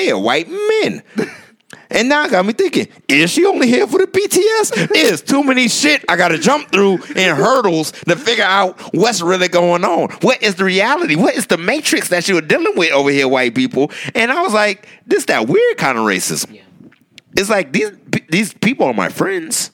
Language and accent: English; Goose Creek, South Carolina, United States; Goose Creek, South Carolina.